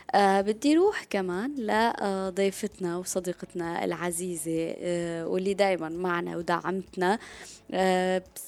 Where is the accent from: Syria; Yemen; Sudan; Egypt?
Syria; نحن كسوريين